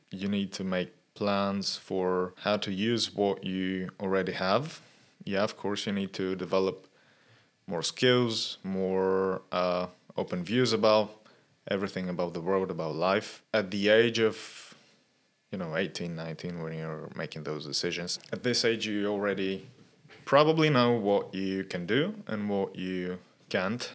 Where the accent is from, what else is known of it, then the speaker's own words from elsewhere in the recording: Sofia, Sofia City, Bulgaria; I was born in Sofia and I've lived here all of my life